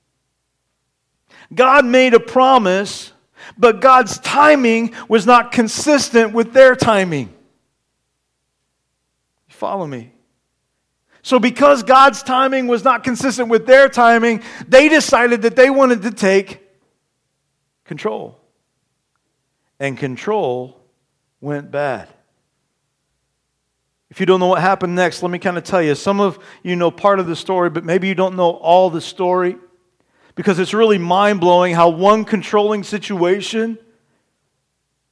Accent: Terre Haute, Indiana, United States; moved away; I'm originally from Terre Haute, Indiana

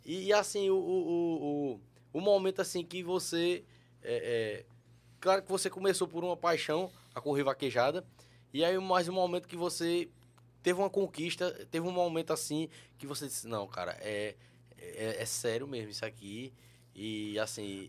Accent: interior of Paraíba, Brazil; eu sou do interior da Paraíba

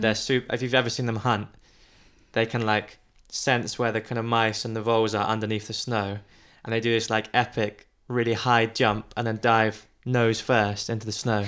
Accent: United Kingdom; as a British person

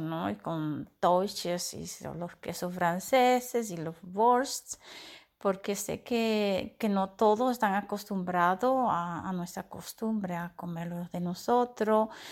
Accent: Dominican Republic; moved away as an adult; now in Netherlands; yo me siento mitad holandesa, mitad dominicana. Claro, no olvido mis costumbres, mis raíces

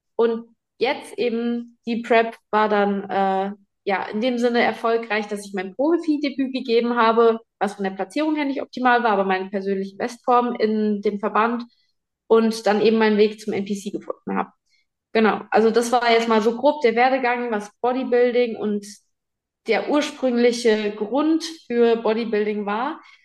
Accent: Giessen, Hesse, Germany; moved away; Geboren bin ich in Gießen.

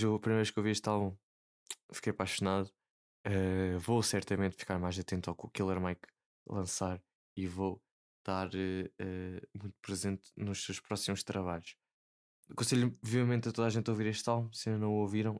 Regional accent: Portugal; Como bom português

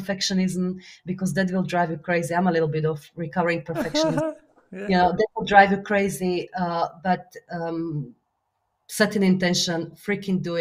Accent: Slovakia; English is a second language; moved away; my Slovakia is my home country

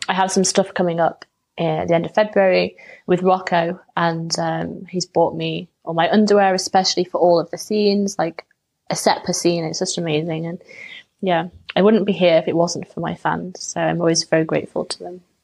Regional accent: England, United Kingdom; being English

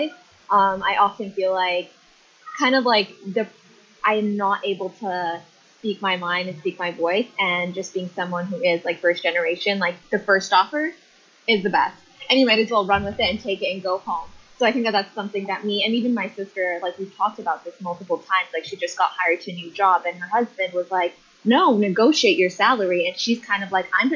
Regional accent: Whitby, Ontario, Canada; moved away as an adult; now in Ottawa, Canada; I moved to Whitby when I was 10. And growing up there, it was pretty white

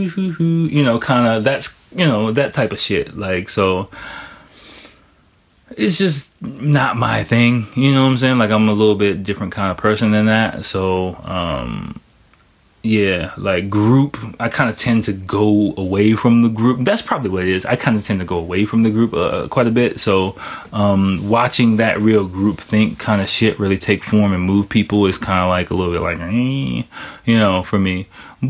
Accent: United States; moved away as an adult; now in Japan; I'm from America

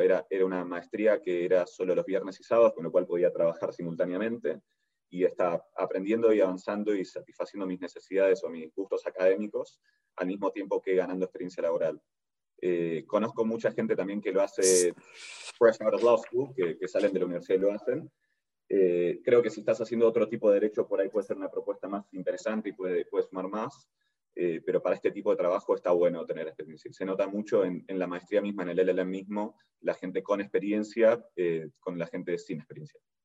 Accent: Argentina; moved away as an adult; now in New York, United States; En Sherman, de hecho, soy el único argentino actualmente

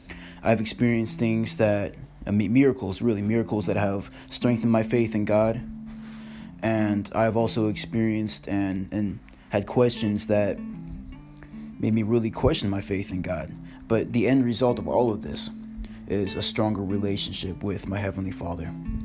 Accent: Washington, United States; I'm from Washington State, and in the past year and a half, I've lived in Washington, I've lived in Texas, now I've lived in England

